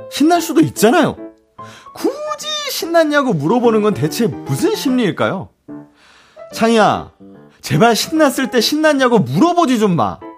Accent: Gyeongsang, South Korea; 제가 예. 경상도 사람 아니겠습니까?

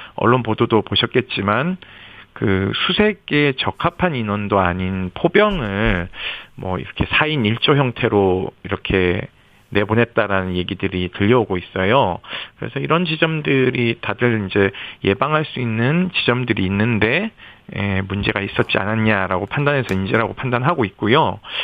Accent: Yeongju, North Gyeongsang, South Korea; 저희 고향 영주 바로 밑 밑에 있는 데성천이에요 영주댐에서 물이 나와서 그리 흘러가는데 어린 시절 놀던 곳이기도 해서

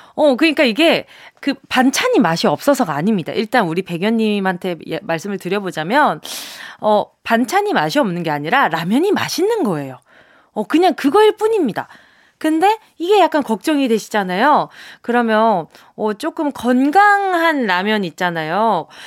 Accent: Busan, South Korea; 제 고향이다

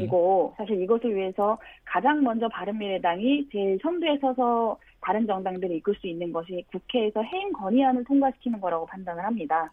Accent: Cheongju, North Chungcheong, South Korea; moved away; 저는 고향이 청주여서요.

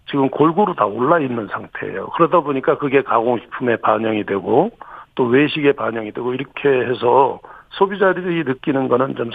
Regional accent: Cheonan, South Chungcheong, South Korea; 그 성환이면 제 고향입니다.

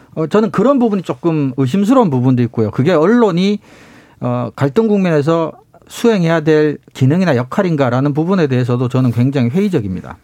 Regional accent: South Korea; 제가 이제 시골에서 나고 자랐기 때문에

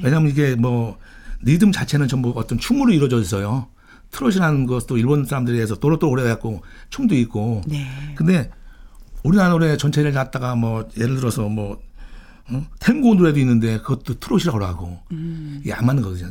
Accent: Daejeon, South Korea; 저는 이제 고향이 대전인데

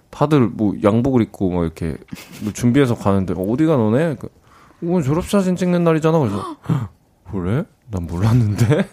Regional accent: Namyangju, Gyeonggi Province, South Korea; 홍유흥이라고 네. 고종하고 순종하고 음. 또 하여튼 그렇게 이제 두 왕의 릉이 있는 홍유흥 옆에 살았었습니다.

